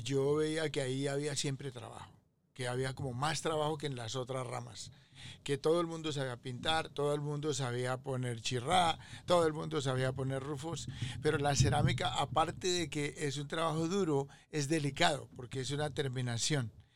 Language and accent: Spanish; Colombia; moved away as an adult; also born or lived in Corona, Queens, New York / Staten Island; now in United States; vengo de Colombia hace aproximadamente unos 35 años vivo aquí en los Estados